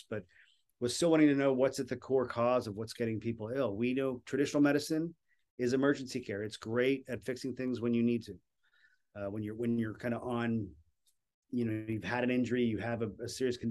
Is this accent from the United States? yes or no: yes; Florida, United States; I'm from Florida.